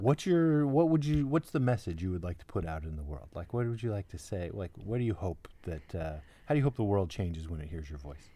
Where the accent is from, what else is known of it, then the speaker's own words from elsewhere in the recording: New York City, New York, United States; We're from Brooklyn